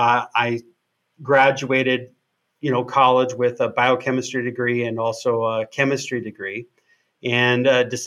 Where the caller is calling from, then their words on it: Wisconsin, United States; I'm calling in from Wisconsin.